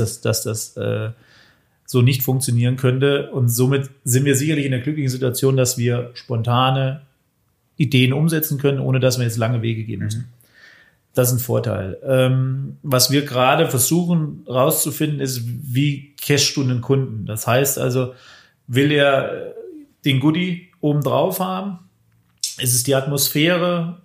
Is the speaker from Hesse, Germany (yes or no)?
yes; Bad Hersfeld, Hesse, Germany; moved away as an adult; now in Weiden, Germany; Ich komme ursprünglich aus Bad Hersfeld